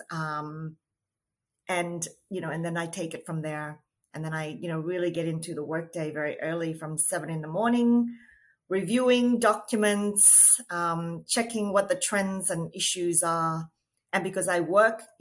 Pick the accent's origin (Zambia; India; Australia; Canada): Australia; now in New York, United States; Um, I am Australian um, in terms of my citizenship, but currently living in New York.